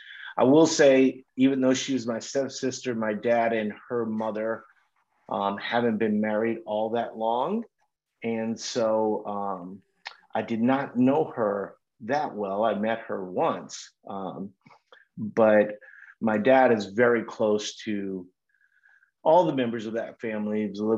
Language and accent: English; Minnesota, United States; I'm from Minnesota, you know, so I live in Minnesota most of the year.